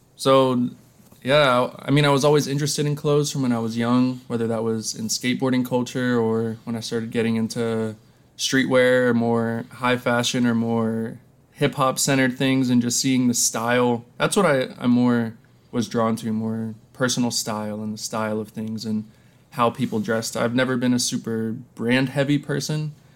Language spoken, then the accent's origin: English; Lancaster, Pennsylvania, United States; growing up in Lancaster, Pennsylvania